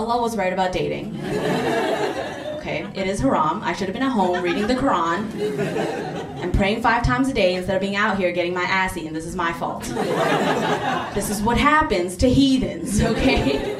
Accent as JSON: {"language": "English", "country": "Bangladesh", "said": "My family is from a country called Bangladesh. Yeah, yeah. Clap it up for Bangladesh. Yeah. I'm from Bangladesh."}